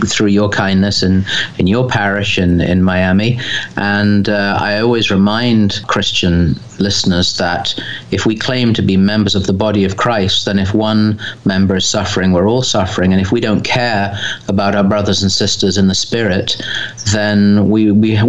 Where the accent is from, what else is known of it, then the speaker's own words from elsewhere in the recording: England, United Kingdom; as an Englishman